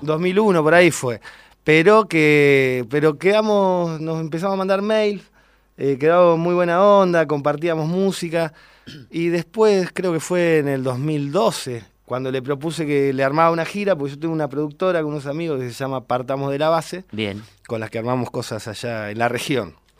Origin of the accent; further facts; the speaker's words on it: General Roca, Río Negro, Argentina; soy de General Roca, Río Negro